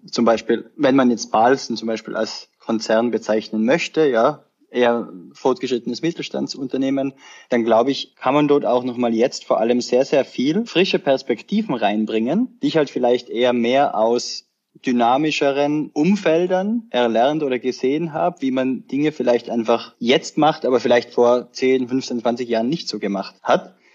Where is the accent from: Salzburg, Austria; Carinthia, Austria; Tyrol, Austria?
Tyrol, Austria; moved away as an adult; also born or lived in Sweden / Vienna; Ich bin ursprünglich aus Tirol, Österreich, also aufgewachsen am Land